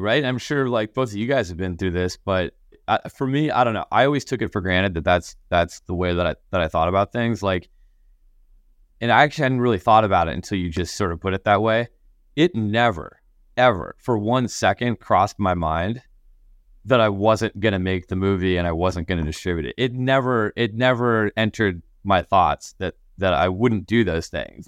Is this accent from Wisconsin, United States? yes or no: no; Connecticut, United States; I grew up in Connecticut, so, like, winters were, were, were pretty cold